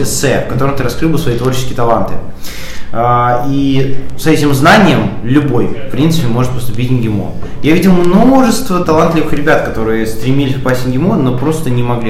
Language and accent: Russian; Moscow, Russia; Я москвич, у меня здесь есть дом, у меня есть квартира